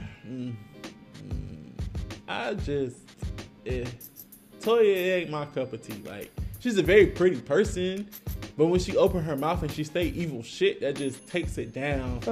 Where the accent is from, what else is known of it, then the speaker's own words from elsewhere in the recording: Augusta, Georgia, United States; now in Atlanta, United States; I'm from the motherfucking 706 Augusta, Georgia